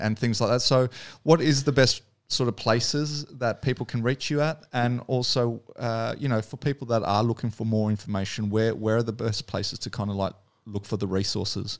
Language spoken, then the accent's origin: English; Australia; being the Aussie